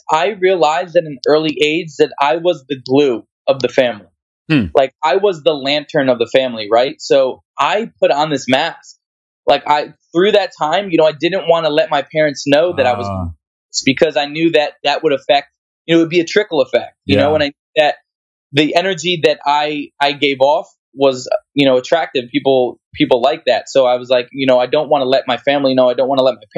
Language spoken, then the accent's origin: English; New Jersey, United States; I'm from New Jersey where wrestling is like very like competitive.